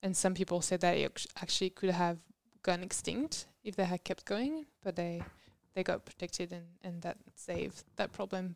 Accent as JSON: {"language": "English", "country": "France", "also_born_or_lived": "Mexico", "moved": "as an adult", "lives_now": "Tasmania, Australia", "said": "I'm actually from France, and that's where I did all my undergrads and masters"}